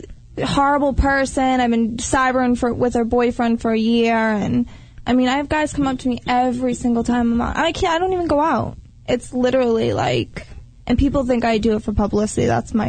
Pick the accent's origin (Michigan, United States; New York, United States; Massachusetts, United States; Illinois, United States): Massachusetts, United States; Boston; moved away; I'm from Boston.